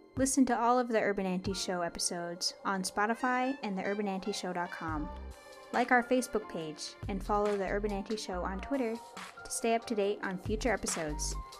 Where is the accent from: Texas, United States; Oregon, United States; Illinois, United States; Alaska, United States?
Alaska, United States; Nulato; moved away as an adult; now in Fairbanks, United States; I'm from Nulato, but I live in Fairbanks and I'm going to school at UAF